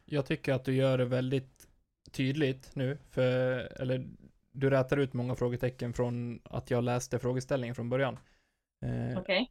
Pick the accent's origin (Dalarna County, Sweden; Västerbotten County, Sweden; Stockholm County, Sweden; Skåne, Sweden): Dalarna County, Sweden; near Falun; i närheten, med mina hemtrakter. Falun